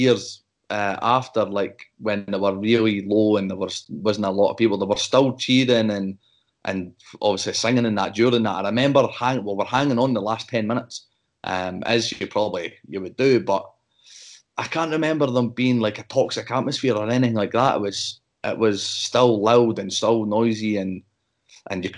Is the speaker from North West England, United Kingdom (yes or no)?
no; Dundee, Scotland, United Kingdom; It's my hometown team